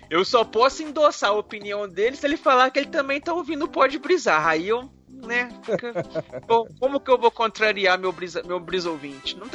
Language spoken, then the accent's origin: Portuguese; Mogi Mirim, São Paulo, Brazil; Olá pessoal do MachineCast … tenho 21 anos e sou de Mogi Mirim, São Paulo.